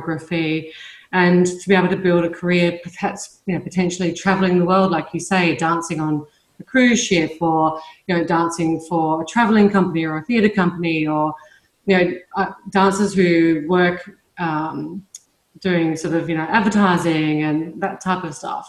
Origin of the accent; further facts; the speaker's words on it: Adelaide, South Australia, Australia; moved away; I was growing up in Australia in a pretty much a small town in Adelaide in South Australia